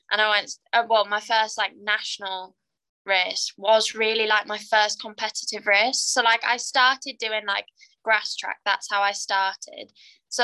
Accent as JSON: {"language": "English", "town": "Carlisle", "region": "North West England", "country": "United Kingdom", "said": "I'm from Carlisle, and that is very north"}